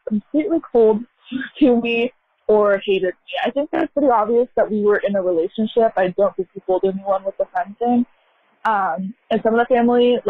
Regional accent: United States; I'm American, born and raised here

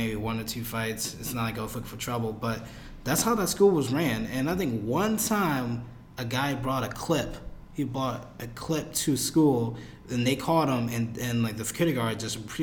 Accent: Jersey City, New Jersey, United States; I'm from Jersey, Lang City. And I went to the second most dangerous school in New Jersey at the time, which was Lang City High School.

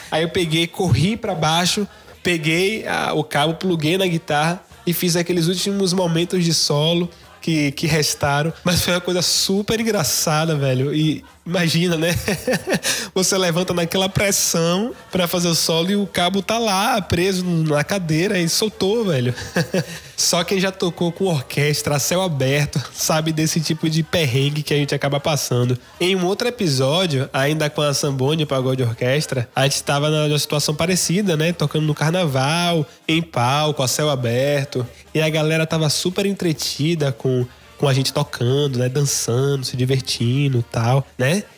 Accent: Salvador, Bahia, Brazil; sou de Salvador, Bahia.

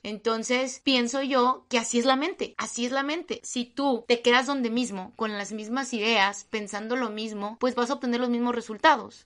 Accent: Mexico; hablo de México porque es en el país en el que vivo

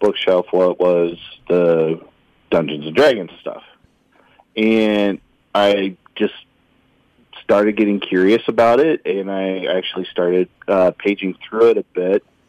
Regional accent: Oskaloosa, Iowa, United States; I grew up in Oskaloosa.

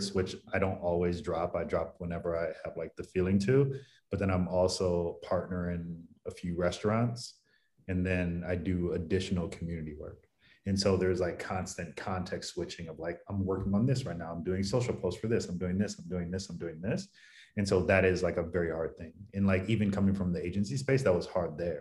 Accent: Cleveland, Ohio, United States; also born or lived in Maryland / New York / Philadelphia; now in San Diego, United States; I live in San Diego now, but I'm originally from Cleveland, went to school in Maryland

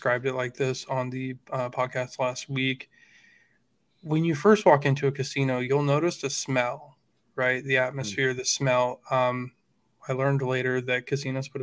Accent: Washington, United States; I grew up in Washington State

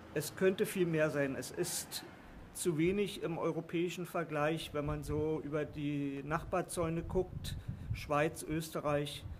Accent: Berlin, Germany; also born or lived in Swabia / Lower Saxony; now in Pattensen, Germany; gebürtig in Berlin und dann ins Schwabenland gezogen und dort lange Zeit gelebt und dann hier ins nette Niedersachsen

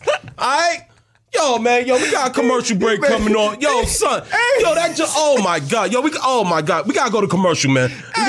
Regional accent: New York, United States; I'm from New York.

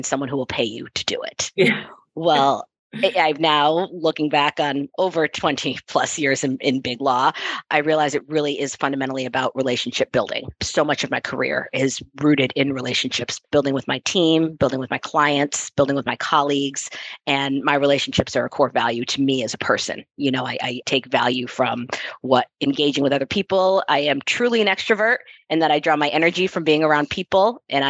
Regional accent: Connecticut, United States; also born or lived in Boston; I grew up in Connecticut, outside of New York City

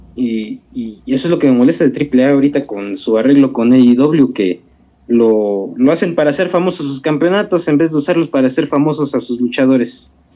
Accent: Mexico

